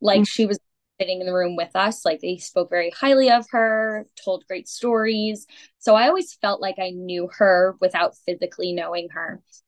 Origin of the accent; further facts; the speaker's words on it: Hartford, Connecticut, United States; born there; So, I was born in Connecticut, Hartford, Connecticut.